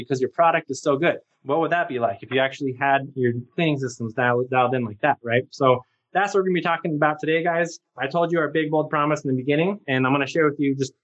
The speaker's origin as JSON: {"language": "English", "town": "Albuquerque", "region": "New Mexico", "country": "United States", "tie": "born or raised there", "said": "I grew up here in Albuquerque, New Mexico"}